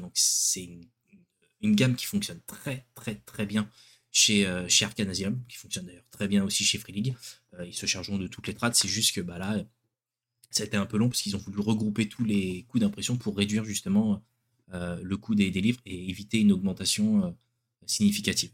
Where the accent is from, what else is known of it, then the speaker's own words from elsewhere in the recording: France; chez nous en France